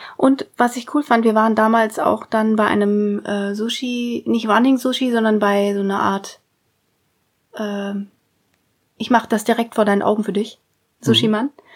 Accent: Germany

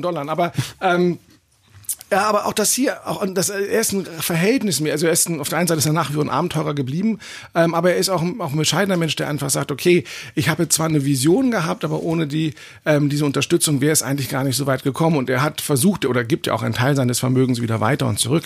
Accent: Germany; bei uns in Deutschland

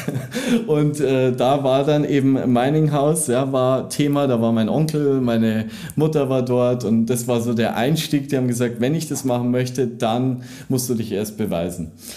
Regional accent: Landshut, Bavaria, Germany; moved away as an adult; now in Munich, Germany; ich komme ja aus der Nähe von München, komme eigentlich aus Landshut

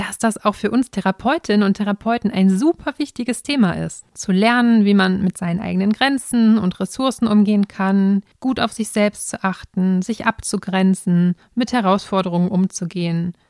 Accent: North Rhine-Westphalia, Germany; Und ich bin ein echtes Kind des Ruhrgebiets. Ich wohne in Dortmund und hier habe ich auch meine Praxis für Logopädie.

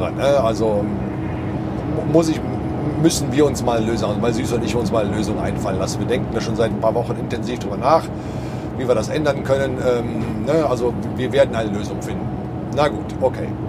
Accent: Cologne, North Rhine-Westphalia, Germany; Ich meine, ich komme selber aus Köln und da hat man ja auch einen etwas äh, anderen Umgang miteinander.

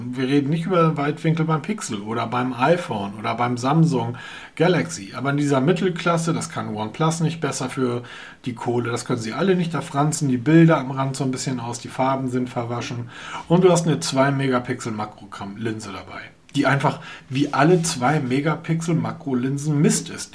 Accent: Hamburg, Germany; wir Hamburger brauchen sowas nicht, weil wir kommen aus Hamburg

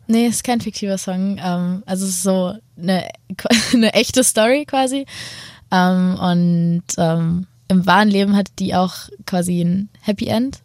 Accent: Hanover, Lower Saxony, Germany; ich komme aus Hannover

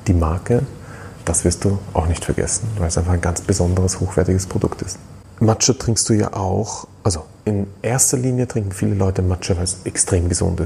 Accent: Austria; Bei uns in Österreich

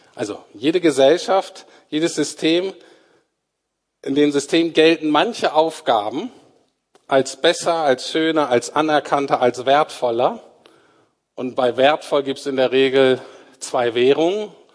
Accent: Germany; wir Deutsche

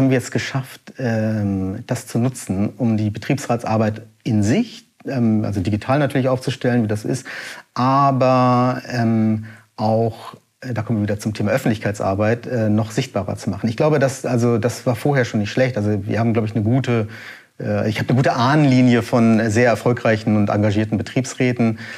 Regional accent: Hamburg, Germany; born there; also ich bin in Hamburg geboren, in Altona, aber ähm, mein, also beide Eltern, Mutter und Vater, sind äh, aus, ja, aus Kalkutta eben.

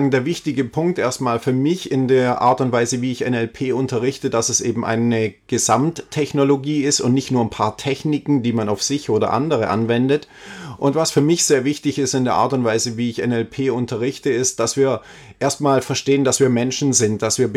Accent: Ulm, Baden-Württemberg, Germany; Also ich komme aus Ulm, ja, ist meine Geburtsstadt

